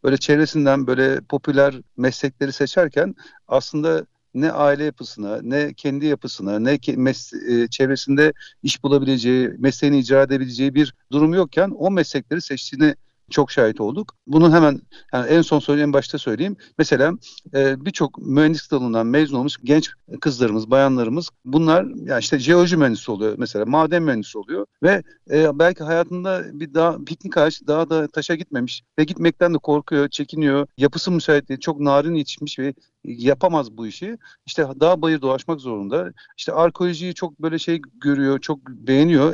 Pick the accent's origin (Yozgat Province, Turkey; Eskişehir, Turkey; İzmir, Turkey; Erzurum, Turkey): İzmir, Turkey; İzmir doğumluyum ve İzmir'de yaşıyorum